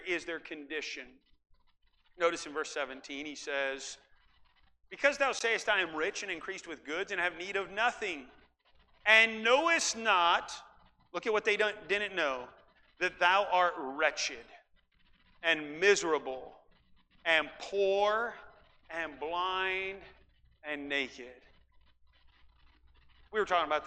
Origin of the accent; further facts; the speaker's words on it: Iowa, United States; also born or lived in Ukraine; now in Central Valley, California, United States; I grew up in Iowa, where it doesn't get real hot, but it's humid